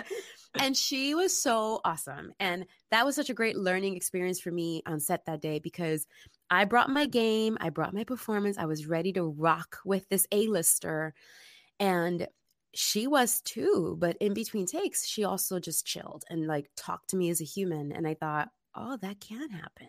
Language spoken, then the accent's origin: English; New York City, New York, United States; now in Los Angeles, United States; I'm originally from the Bronx, New York, which is typically known as being this tough place